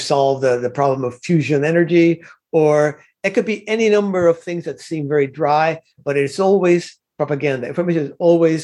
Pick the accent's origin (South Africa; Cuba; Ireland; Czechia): Cuba; now in United States; I was not born in the United States of America. I was born in Cuba